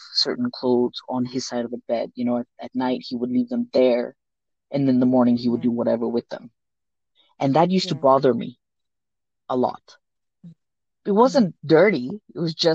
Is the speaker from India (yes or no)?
yes; India; first language Sindhi; English is a second language; also born or lived in Hong Kong; now in Denver, United States; Me being Indian